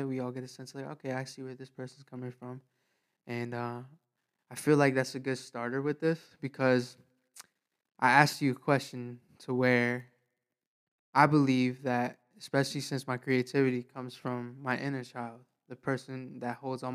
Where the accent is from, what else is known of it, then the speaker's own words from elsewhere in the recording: New York, United States; now in Florida, United States; I'm originally from New York. I moved out to Florida